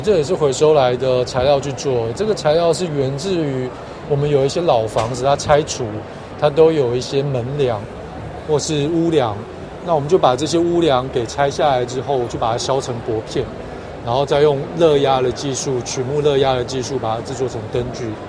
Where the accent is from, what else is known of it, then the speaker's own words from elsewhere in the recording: Taiwan; 我来自台湾